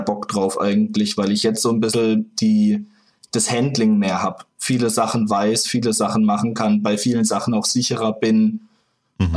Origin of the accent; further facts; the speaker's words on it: Freiburg, Baden-Württemberg, Germany; moved away as an adult; also born or lived in Nuremberg; now in Berlin, Germany; Ursprünglich aus Freiburg, aus der Region.